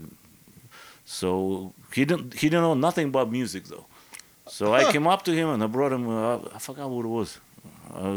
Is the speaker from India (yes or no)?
no; Irkutsk, Irkutsk Oblast, Russia; English is a second language; moved away as an adult; also born or lived in Jersey City, New Jersey / Florida; now in United States; I'm from Irkutsk